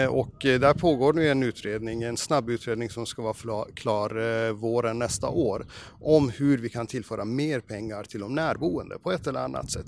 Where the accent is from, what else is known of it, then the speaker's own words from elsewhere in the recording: Norrbotten County, Sweden; Jag är uppväxt i Norrbotten, det är ganska krast där uppe